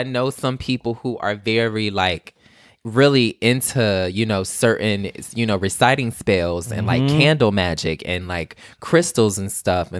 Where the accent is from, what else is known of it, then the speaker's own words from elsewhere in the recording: the South, United States; I grew up in the South, so it's kind of like we're very superstitious people.